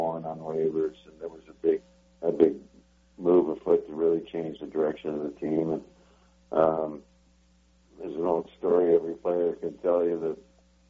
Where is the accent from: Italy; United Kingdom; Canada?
Canada; Western Canada; as a youngster growing up in Western Canada